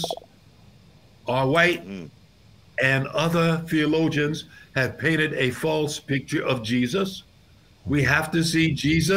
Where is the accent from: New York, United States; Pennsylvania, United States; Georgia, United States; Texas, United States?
New York, United States; When I grew up in New York and when I pastored in New York